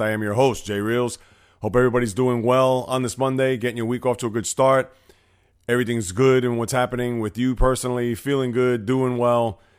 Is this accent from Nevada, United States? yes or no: no; New York City, New York, United States; I'm from the Bronx, New York, with, uh, a lot of sports teams here